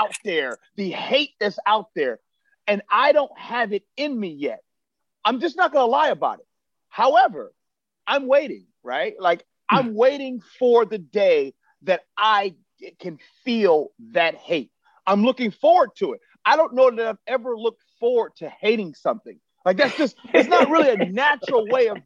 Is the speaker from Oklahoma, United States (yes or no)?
no; Chicago, Illinois, United States; I wasn't really an Illini football fan growing up in Chicago.